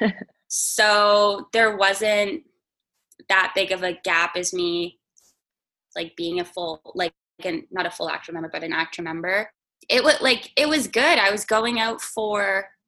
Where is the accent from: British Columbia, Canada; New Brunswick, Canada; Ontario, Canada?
New Brunswick, Canada; moved away as an adult; now in Toronto, Canada; I'm from New Brunswick